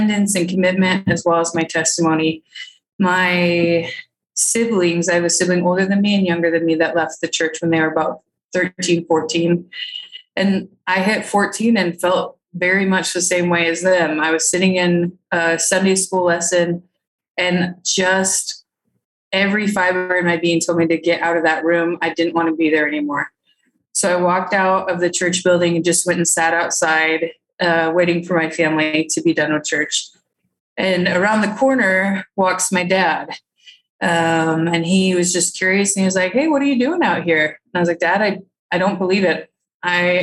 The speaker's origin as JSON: {"language": "English", "region": "northern Minnesota", "country": "United States", "tie": "born or raised there", "said": "I was born and raised in Minnesota, northern Minnesota"}